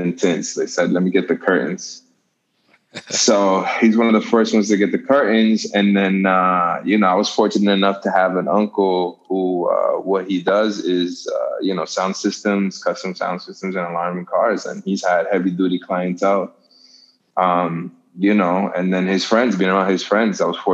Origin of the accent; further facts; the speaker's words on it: Boston, Massachusetts, United States; growing up in Boston, car culture was huge